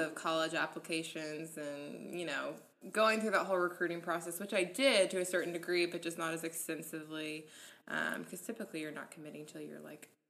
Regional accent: Spring, Texas, United States; I grew up in Spring, Texas, so just about 45 minutes outside of Houston.

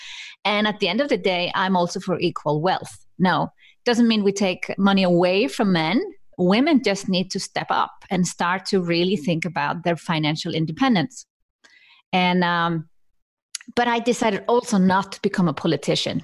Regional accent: Iceland; now in Switzerland; I come from Iceland.

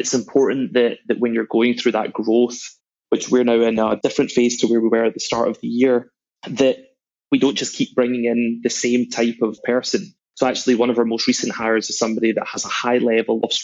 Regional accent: Glasgow, Scotland, United Kingdom; moved away as an adult; also born or lived in New York / London; I was born in Glasgow

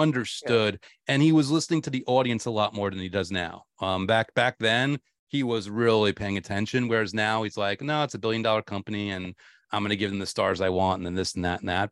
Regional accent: New York, United States; I was a huge Giants fan growing up in New York

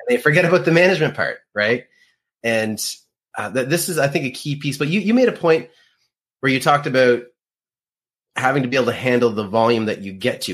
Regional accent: Canada; being Canadian

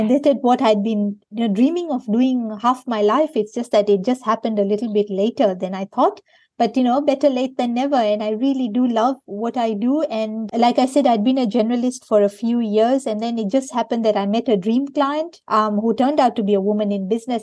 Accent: Kenya; moved away as an adult; now in Perth, Australia; I grew up in Kenya

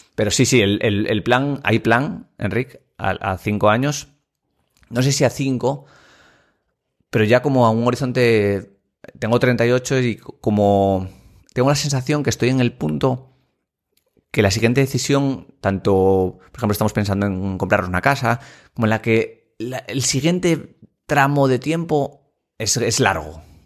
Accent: Asturias, Spain; also born or lived in Madrid / Gijón; somos asturianos

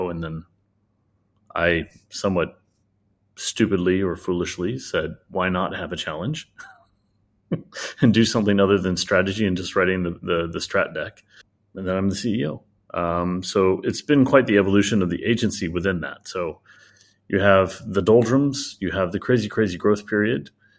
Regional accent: United States; now in Hong Kong; Nowhere. Take your pick of 14 cities and 7 states. Then I moved to Hong Kong.

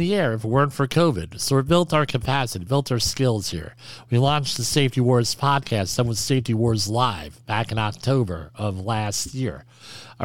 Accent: New Jersey, United States; I'm from New Jersey

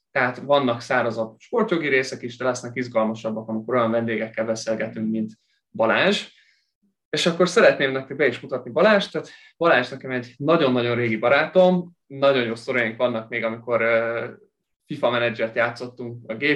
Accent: Kyiv, Ukraine; mindketten Kievben nőttünk fel

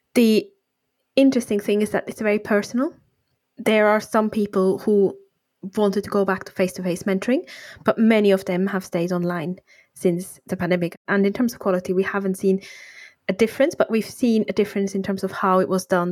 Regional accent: Switzerland; moved away as an adult; now in United Kingdom; I'm from Switzerland originally. I then moved to the UK for my partner

